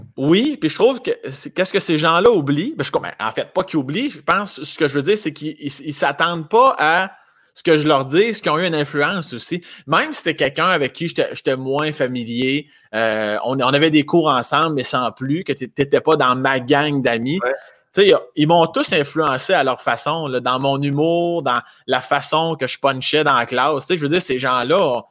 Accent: Laurier-Station, Quebec, Canada; born or raised there; also born or lived in Sainte-Croix, Quebec / Saint-Georges, Quebec

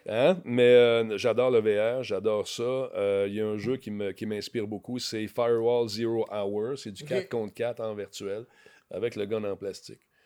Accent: Quebec, Canada; je venais du Québec

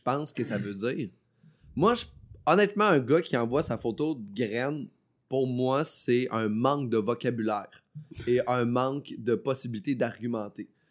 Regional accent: Beauce, Quebec, Canada; also born or lived in Chicoutimi; je viens pas d'Abitibi. Moi, je viens de la Beauce

